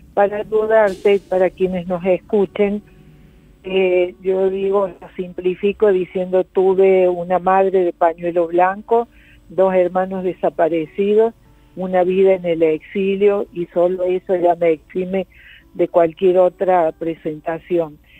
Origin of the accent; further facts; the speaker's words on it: Argentina; moved away as an adult; also born or lived in Portugal / Brazil; cuando regresé tenía tal curiosidad con cómo qué pasaba en mi país